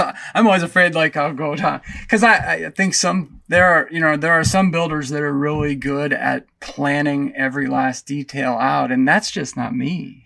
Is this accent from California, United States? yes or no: no; Pennsylvania, United States; moved away; I grew up back in Pennsylvania on about fifty acres that was surrounded by state forest and state game lands